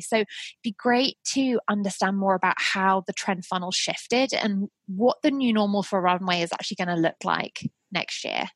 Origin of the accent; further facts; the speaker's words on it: Isle of Wight, South East England, United Kingdom; moved away; being born and raised on the Isle of Wight